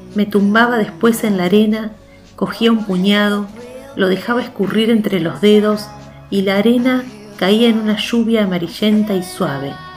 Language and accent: Spanish; Viedma, Río Negro, Argentina; de acá, de, de, de, mi, de mi pueblo